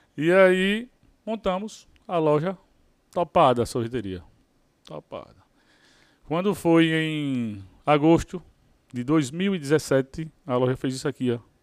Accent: Maceió, Alagoas, Brazil; sou lá de Maceió, Alagoas.

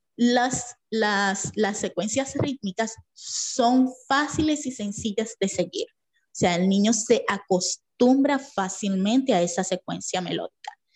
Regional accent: Dominican Republic; Soy dominicana, vivo en Santo Domingo.

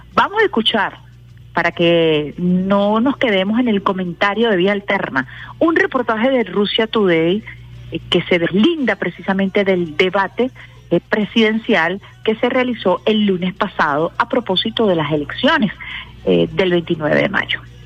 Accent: Venezuela; orgullosos y orgullosas de nuestro gentilicio, de nuestra naturaleza, de nuestra de nuestro origen como venezolanos y venezolanas

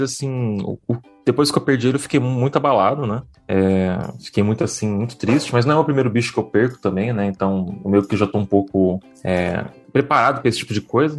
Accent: Peruíbe, São Paulo, Brazil; eu sou de São Paulo, né, eu nasci em São Paulo, daí eu, só que a maior acho, parte da minha infância eu morei em Peruíbe

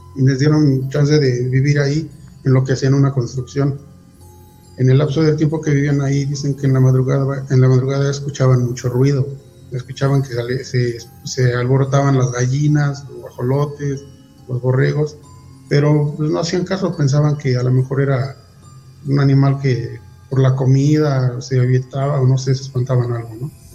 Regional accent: Huixquilucan / Toluca area, State of Mexico, Mexico; somos de un pueblo. Eh, pertenece al municipio de Teguisquilucan y parte de Toluca

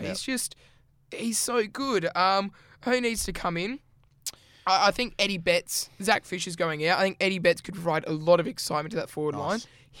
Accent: Western Australia, Australia; we're West Australian

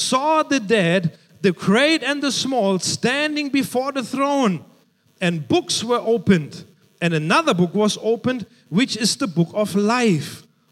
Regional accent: Germany; moved away; Growing up in Germany, I remember I was about 6 or 7 years old

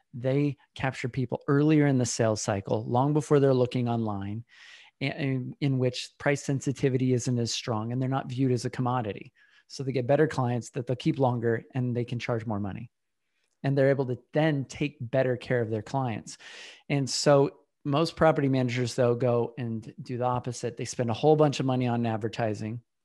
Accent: Utah, United States; now in Austin, United States; I was born in Utah a long time ago

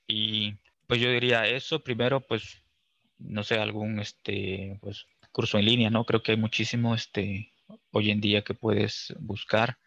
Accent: Cárdenas, Tabasco, Mexico; moved away as an adult; yo soy de Tabasco, pues allá estuve hasta los 18 años cuando, pues, este, en Cárdenas, Tabasco

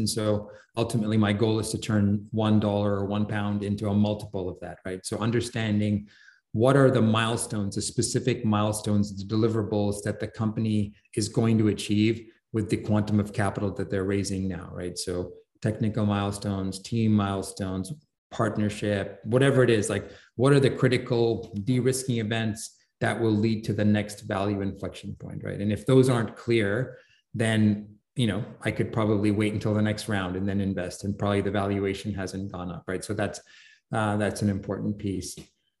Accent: England, United Kingdom; like I grew up in England, so I follow English football.

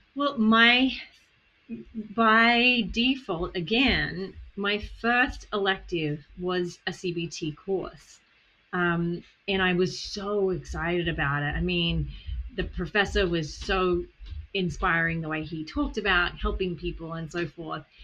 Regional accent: Australia; accent: Australian; moved away; I came from Australia. My accent is Australian.

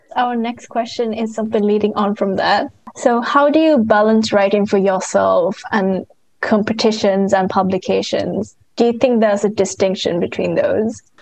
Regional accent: Sri Lanka; I'm from Sri Lanka

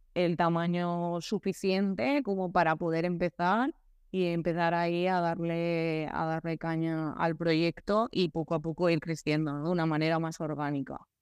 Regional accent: Altea, Valencian Community, Spain; en Altea, mi pueblo, un pueblo muy bonito

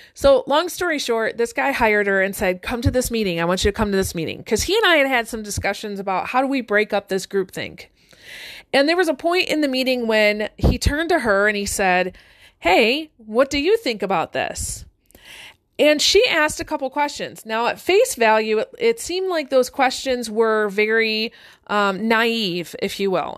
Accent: Detroit, Michigan, United States; I grew up one street north of the border of Detroit

